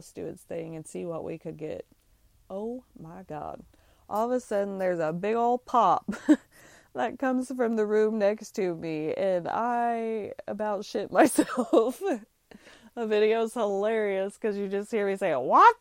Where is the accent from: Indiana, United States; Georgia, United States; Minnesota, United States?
Indiana, United States; we're from Indiana.